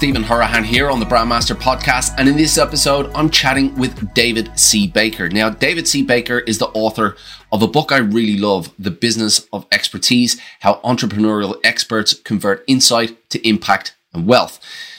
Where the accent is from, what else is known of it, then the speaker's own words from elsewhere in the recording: Ireland; accent: Australian; I have an Australian twang, but I'm actually Irish, so I've got this kind of cocktail going on. But I definitely have some Aussie words in there.